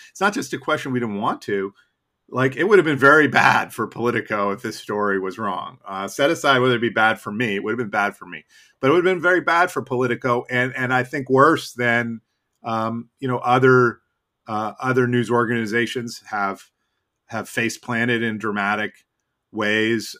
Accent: Boston, Massachusetts, United States; now in Washington, United States; growing up in Boston

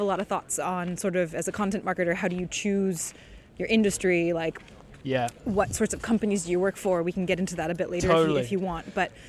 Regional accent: California, United States; moved away as an adult; also born or lived in France; now in Paris, France; I'm not French by birth. Yes. I was born and raised in California.

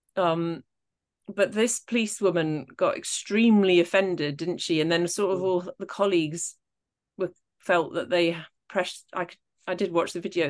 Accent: Scotland, United Kingdom; I am Scottish

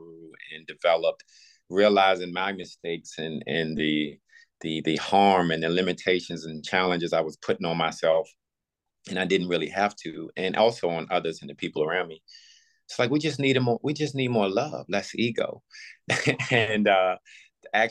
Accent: Buckingham County, Virginia, United States; moved away as an adult; also born or lived in Los Angeles / Pittsburgh / Philadelphia; Virginia, my hometown, Buckingham County

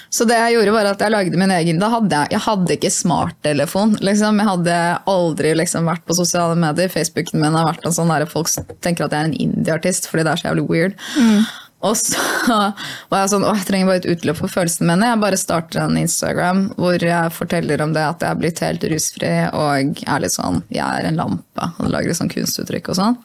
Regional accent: Hamar, Innlandet, Norway; jeg er fra Hamar

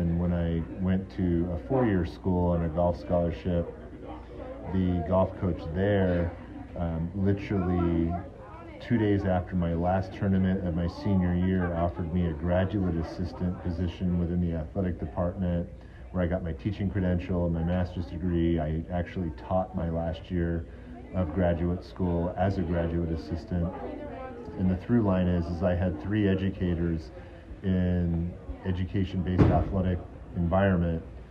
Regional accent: California, United States; also born or lived in Hong Kong; I was born in Hong Kong. I moved to America, California when I was 8 years old

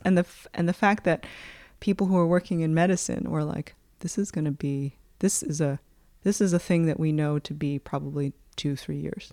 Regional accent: United States; moved away; my perspective as an American

